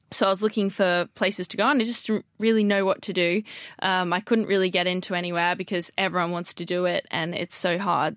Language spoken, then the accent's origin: English; Australia; moved away as an adult; now in London, United Kingdom; I'm from Australia